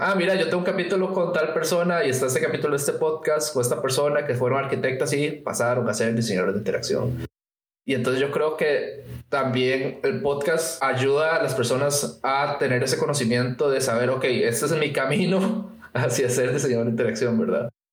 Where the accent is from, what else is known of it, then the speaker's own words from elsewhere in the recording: Costa Rica; en Costa Rica pasa que nosotros no tenemos una carrera como formal